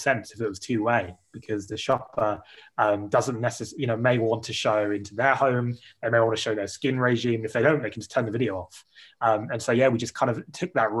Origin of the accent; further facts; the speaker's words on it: United Kingdom; as a Brit